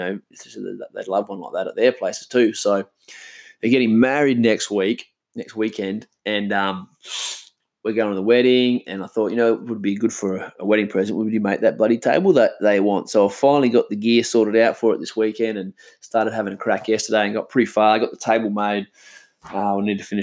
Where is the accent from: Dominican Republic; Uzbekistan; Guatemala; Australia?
Australia; Karratha, Western Australia; I grew up in Karratha as a kid